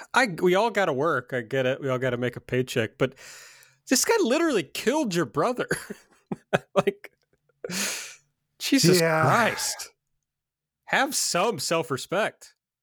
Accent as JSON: {"language": "English", "region": "Kentucky", "country": "United States", "said": "I'm just from Kentucky"}